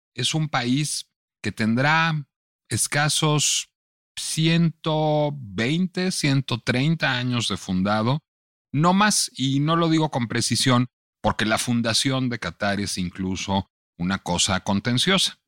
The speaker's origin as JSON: {"language": "Spanish", "country": "Mexico"}